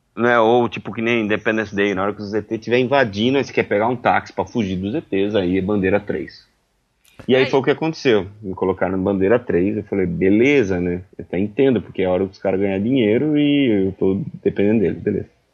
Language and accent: Portuguese; Brazil; eu sou brasileiro